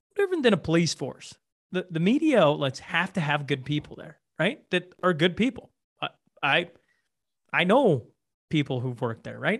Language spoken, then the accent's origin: English; Alberta, Canada; they knew I was from Alberta